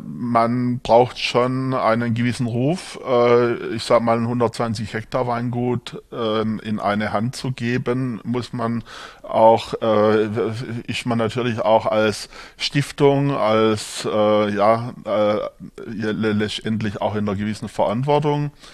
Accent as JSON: {"language": "German", "region": "Swabia", "country": "Germany", "tie": "born or raised there", "also_born_or_lived": "Markgräflerland / Franconia", "accent": "Swabian", "moved": "as an adult", "lives_now": "Würzburg, Germany", "said": "Ich bin hier jetzt zu Hause als gebürtiger Schwabe, wie man hört"}